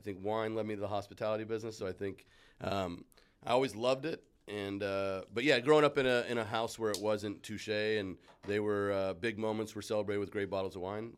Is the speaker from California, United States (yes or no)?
yes; Davis, California, United States; from, uh, Davis, California